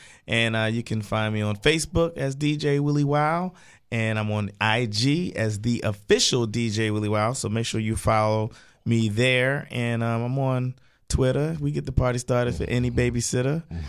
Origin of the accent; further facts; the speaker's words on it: Baltimore, Maryland, United States; moved away as an adult; now in Atlanta, United States; I live and grew up in the streets of East Baltimore.